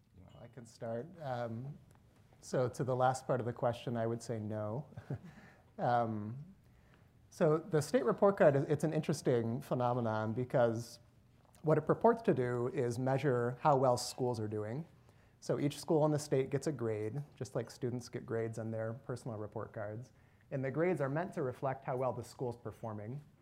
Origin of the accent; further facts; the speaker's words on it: Northern Michigan, United States; moved away as an adult; also born or lived in Nashville, Tennessee / California; now in Cleveland, United States; I grew up in Northern Michigan